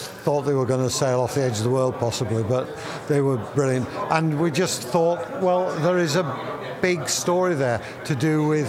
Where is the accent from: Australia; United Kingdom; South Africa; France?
United Kingdom; England; now in Portugal; me being English and living in Portugal